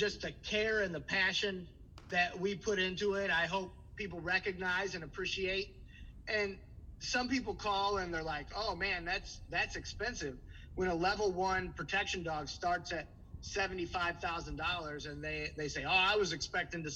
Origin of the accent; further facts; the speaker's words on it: St. Louis, Missouri, United States; moved away as an adult; now in Milwaukee, United States; I'm originally from St. Louis. I'm a Milwaukee transplant.